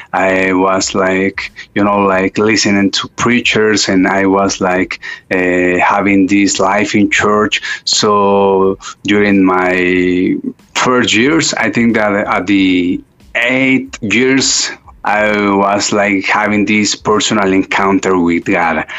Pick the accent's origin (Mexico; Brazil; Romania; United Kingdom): Mexico; Mexico City; I was born and raised up in Mexico City